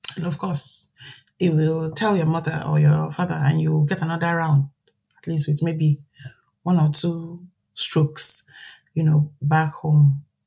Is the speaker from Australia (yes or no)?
no; Nigeria; moved away as an adult; now in Ireland; being a Nigerian